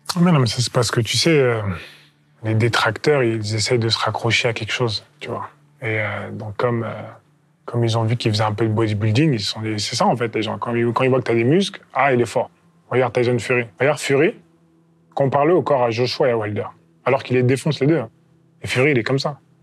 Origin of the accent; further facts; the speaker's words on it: France; Je suis le premier champion olympique français en poids lourd